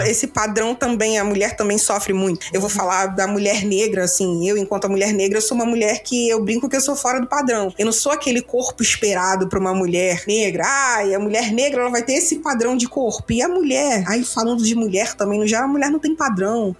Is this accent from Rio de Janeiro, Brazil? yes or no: yes; Rio de Janeiro, Brazil; sou do Rio